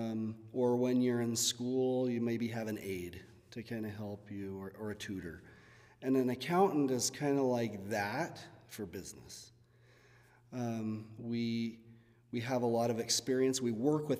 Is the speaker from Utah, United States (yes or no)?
yes; Fillmore, Utah, United States; when I was growing up in Fillmore